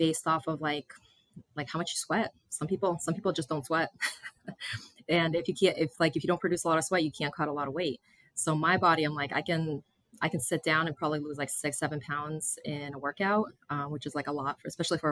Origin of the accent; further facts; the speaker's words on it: Massachusetts, United States; moved away as an adult; I grew up in Massachusetts.